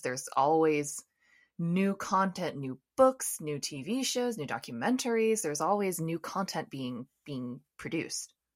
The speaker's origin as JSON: {"language": "English", "country": "United States", "said": "I'm from the United States"}